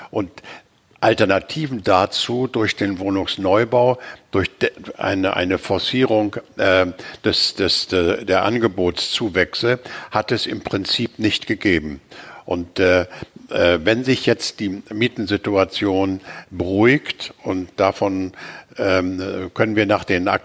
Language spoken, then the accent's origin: German; Hamburg, Germany; die lokalen Vorteile von Hamburg hervorrufen, also meiner Heimatstadt.